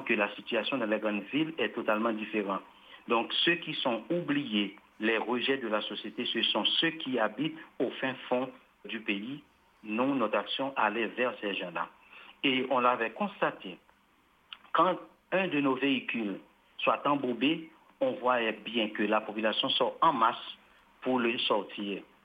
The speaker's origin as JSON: {"language": "French", "country": "Haiti", "said": "En tant qu'haïtien, je parle en tant qu'haïtien"}